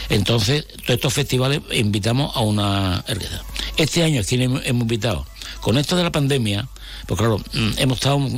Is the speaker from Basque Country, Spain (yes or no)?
no; Andalusia, Spain; somos personas de Jerez, de Cádiz, del puerto, de San Fernando, eh, de Puerto Real, eh, de Chiclana, que, somos de toda